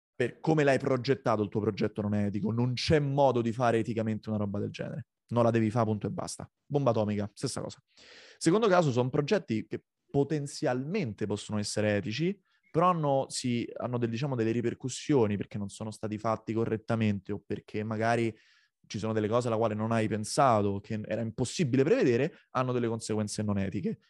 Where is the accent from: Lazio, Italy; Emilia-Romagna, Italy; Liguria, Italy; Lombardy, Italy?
Lazio, Italy; Rome; moved away as an adult; now in Copenhagen, Denmark; io nato nel 1991 a Roma